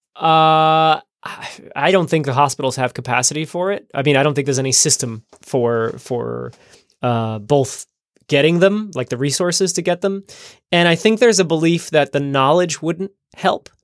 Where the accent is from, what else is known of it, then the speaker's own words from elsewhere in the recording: New Jersey, United States; now in Amsterdam, Netherlands; my home state of New Jersey